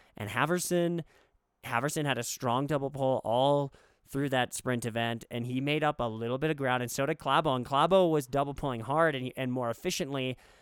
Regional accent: United States; as an American

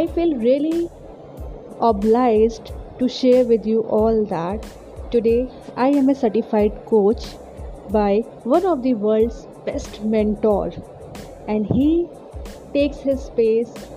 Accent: India; also born or lived in Lucknow, Uttar Pradesh; I'm from India. I live in Lucknow.

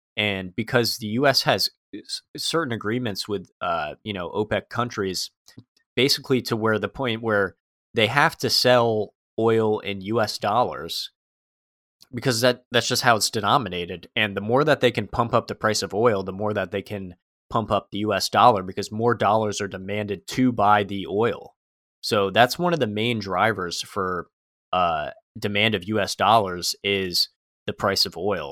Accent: United States; I'm an American

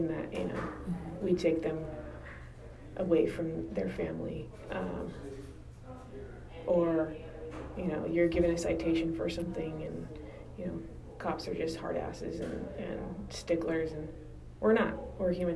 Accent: Downey, California, United States; I grew up in Downey, and my parents still live here.

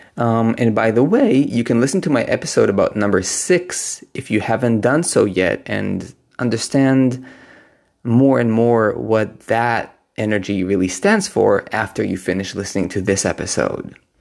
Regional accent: Israel; now in Berlin, Germany; I am right now visiting Israel, which is my home country.

